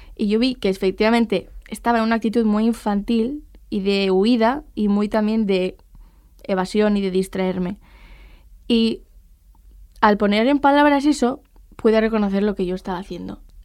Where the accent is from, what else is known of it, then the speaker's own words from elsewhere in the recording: Pamplona, Navarre, Spain; soy de Pamplona y soy estudiante de Periodismo y Filosofía